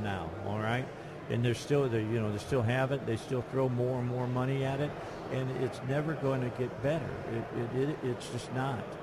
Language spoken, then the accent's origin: English; outside of Chicago, Illinois, United States; moved away; I grew up outside of Chicago.